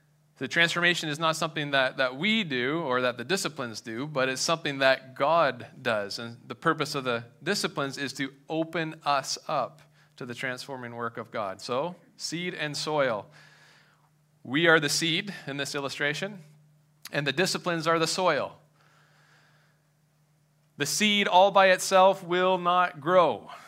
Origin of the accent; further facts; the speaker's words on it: Madoc, Ontario, Canada; now in southwestern Ontario, Canada; I moved from Madoc, which is north of Belleville, east of Peterborough. That's where I grew up.